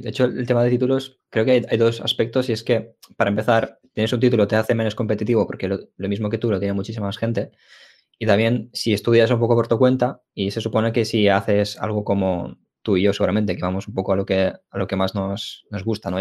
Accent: Ukraine; now in Spain; yo nací en Ucrania

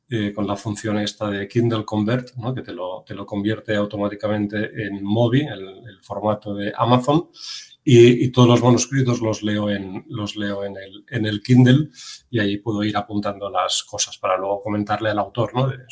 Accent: Catalonia, Spain; yo que soy catalán

